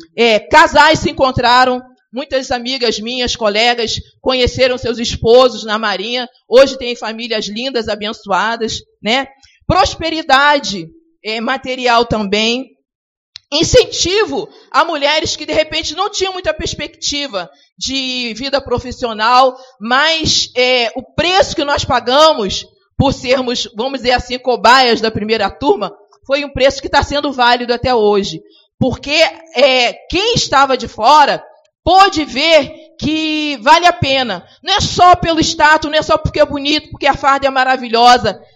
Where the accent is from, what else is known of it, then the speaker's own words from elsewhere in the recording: Rio de Janeiro, Brazil; eu nasci num lugar, é, ali em Bom Sucesso, no morro em, em Bom Sucesso.